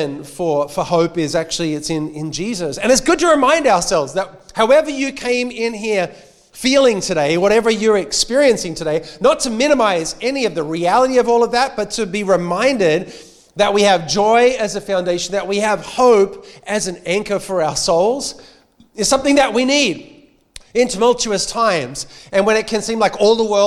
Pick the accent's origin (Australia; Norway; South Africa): Australia; accent: Australian